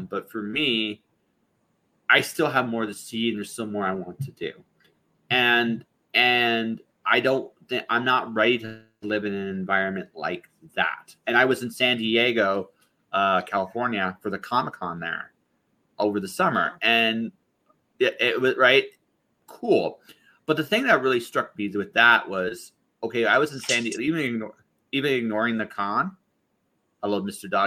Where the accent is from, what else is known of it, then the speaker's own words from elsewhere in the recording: London, Ontario, Canada; also born or lived in Windsor / Detroit / Toronto / Phoenix; I grew up in primarily in London, Ontario, but I've lived in a whole bunch of cities. There, my I moved a lot as a kid. Uh, Windsor, Detroit, uh, Toronto.